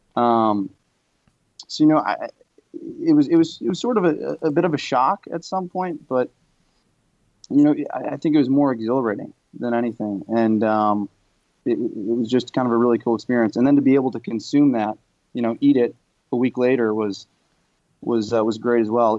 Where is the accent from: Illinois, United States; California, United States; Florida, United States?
Illinois, United States; Chicago; also born or lived in New York; now in Los Angeles, United States; I grew up in Chicago in, in an urban setting. I've lived in New York for a few years, and now I'm living out in Los Angeles.